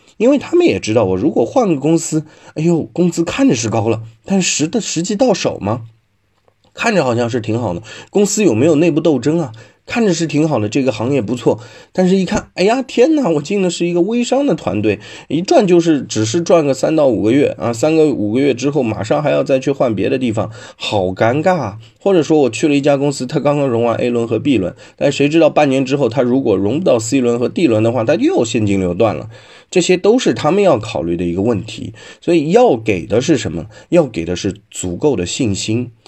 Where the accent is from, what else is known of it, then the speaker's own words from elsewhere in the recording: China; 但是要这样看啊，我们中国人其实还是 比较守旧的，比较不喜欢大动静、大变化的。